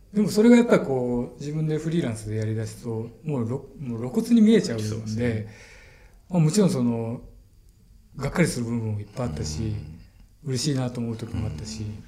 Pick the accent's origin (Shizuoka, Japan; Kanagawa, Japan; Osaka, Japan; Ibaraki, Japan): Osaka, Japan; also born or lived in Okinawa; now in Tokyo, Japan; もともと大阪生まれであの音楽のために東京に出てきてっていうその大阪と東京しか知らない